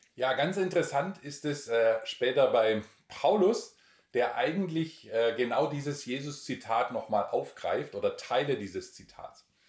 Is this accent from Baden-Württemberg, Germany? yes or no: yes; Altensteig, Baden-Württemberg, Germany; moved away as an adult; also born or lived in Romania; Ich bin da im Nordschwarzwald aufgewachsen